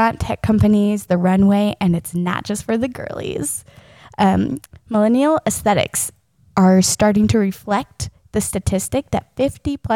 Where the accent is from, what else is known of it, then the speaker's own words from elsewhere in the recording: the South, United States; we're both Chris and I grew up in the South